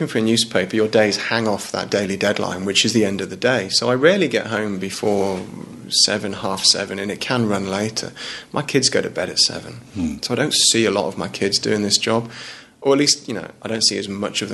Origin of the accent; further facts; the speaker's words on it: Shropshire, West Midlands, United Kingdom; moved away as an adult; also born or lived in Sydney, Australia / Leeds; now in Australia; I grew up in Shropshire, near the Welsh borders